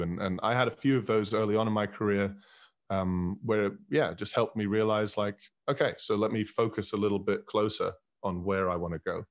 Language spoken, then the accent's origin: English; Berlin, Germany; moved away as an adult; also born or lived in Scotland / Manchester; I was born in Berlin. I was raised in Berlin.